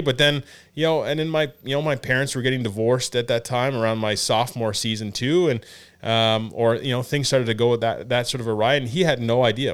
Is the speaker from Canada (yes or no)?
yes; Elmer, Ontario, Canada; I grew up in Elmer.